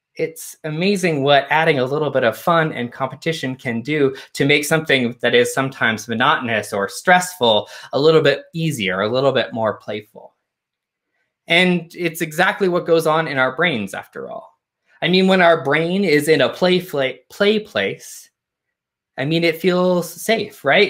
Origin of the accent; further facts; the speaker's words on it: Canada; I grew up a Unitarian in Canada